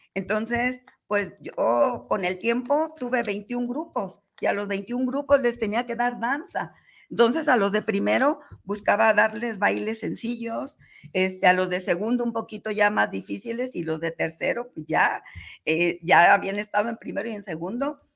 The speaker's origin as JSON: {"language": "Spanish", "town": "Guadalajara", "region": "Jalisco", "country": "Mexico", "tie": "born or raised there", "said": "Nací aquí en Guadalajara, Jalisco."}